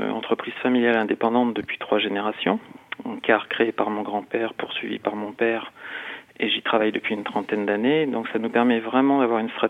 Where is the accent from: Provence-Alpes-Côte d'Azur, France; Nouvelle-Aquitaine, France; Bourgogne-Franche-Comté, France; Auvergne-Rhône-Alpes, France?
Bourgogne-Franche-Comté, France; mais nous sommes français, bourguignons, et fiers de l'être.